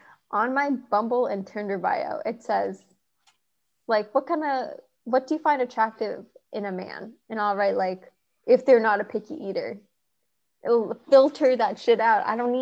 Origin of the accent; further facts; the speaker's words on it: Thailand; just growing up in Thailand really is like we had a skewed but still like Asian childhood in the end.